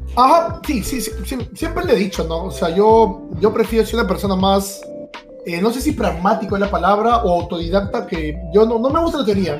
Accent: Lima, Peru; yo he nacido en Lima, toda mi vida he vivido aquí en Lima, pero para ser más específico, he vivido en el balneario de Ancón

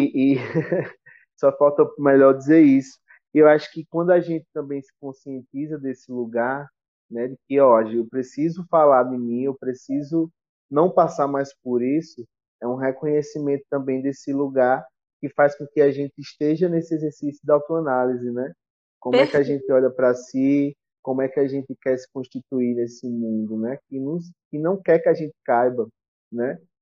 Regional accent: Brazil; Como sertanejo que sou, né? Do interior

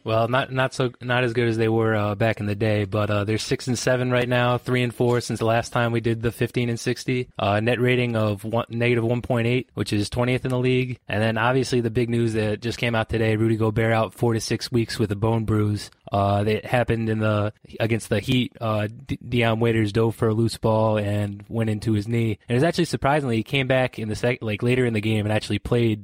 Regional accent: New York, United States; I'm from New York

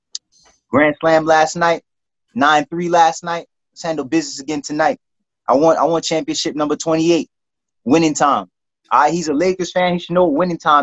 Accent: New York City, New York, United States; I'm from the County of the Kings

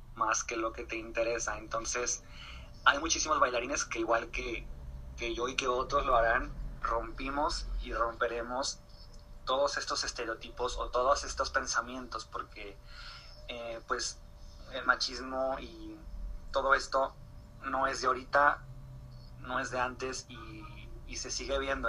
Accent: Torreón, Coahuila, Mexico; soy de Torreón Coahuila soy, eh, soy un artista local

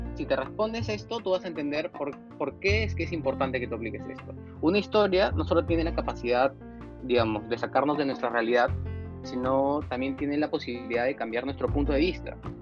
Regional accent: Piura, Peru; yo también soy de Piura

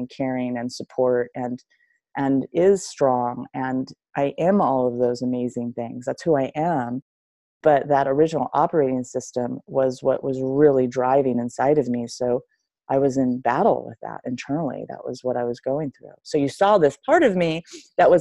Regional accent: Long Beach, California, United States; born or raised there

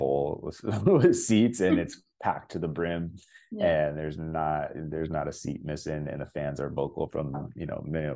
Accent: Cleveland, Ohio, United States; moved away as an adult; now in Toronto, Canada; I grew up in Cleveland, such a small town when I grew up there

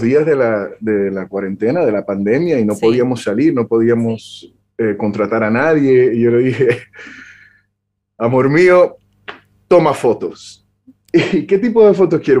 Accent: Puerto Rico; vengo nacido y, crecí en Puerto Rico

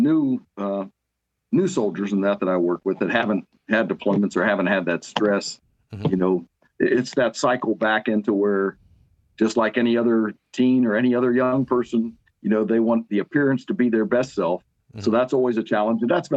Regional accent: Akron, Ohio, United States; we were raised in Akron, Ohio

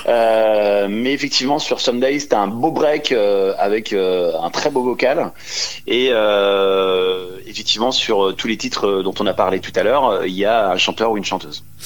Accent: Dijon, Bourgogne-Franche-Comté, France; moved away as an adult; now in Paris, France; je suis né à Dijon, mais j'habite Paris depuis, oh là là, très longtemps

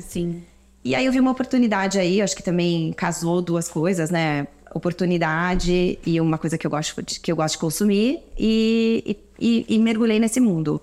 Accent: Brazil; moved away as an adult; also born or lived in London, United Kingdom / Toronto, Canada / Shanghai, China; now in São Paulo, Brazil; Eu sou brasileira, cresci aqui, estudei aqui e aí fui fazer faculdade fora de moda

